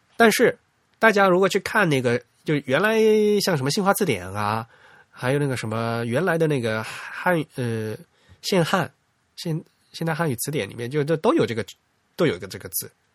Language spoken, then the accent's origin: Chinese; Fujian, China; accent: Fujian dialect; 我们家老家话，我们福建方言也有这个音